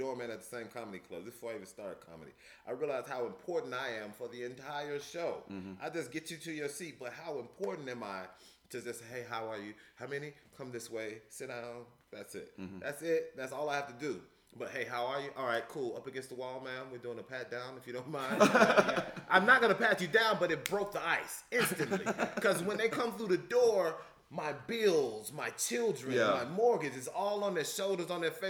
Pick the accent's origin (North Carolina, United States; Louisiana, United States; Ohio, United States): Louisiana, United States; also born or lived in Chicago, Illinois; Born in Chicago, the hood, the city, but I was raised in Louisiana, the South, the hospitality